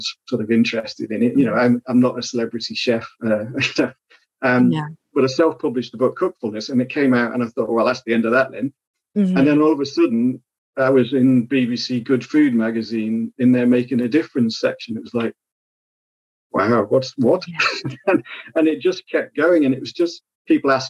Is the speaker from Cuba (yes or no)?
no; Isle of Man; moved away; I grew up in the Isle of Man